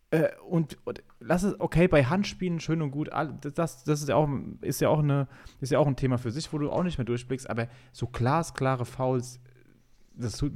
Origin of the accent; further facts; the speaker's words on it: Hildesheim, Lower Saxony, Germany; born there; Geboren bin ich in Hildesheim